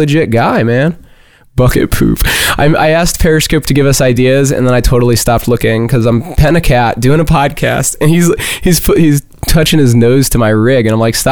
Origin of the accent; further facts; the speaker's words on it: Connecticut, United States; moved away